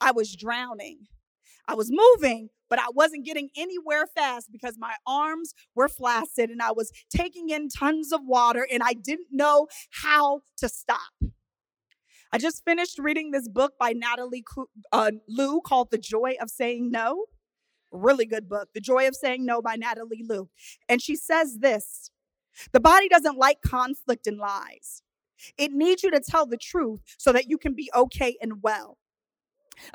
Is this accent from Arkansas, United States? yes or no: no; Oceanside, California, United States; grew up in Oceanside, California, known for its piers, its beaches